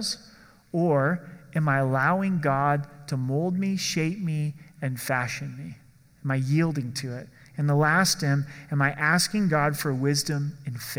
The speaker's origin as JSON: {"language": "English", "region": "Oregon", "country": "United States", "tie": "born or raised there", "said": "I grew up in Oregon"}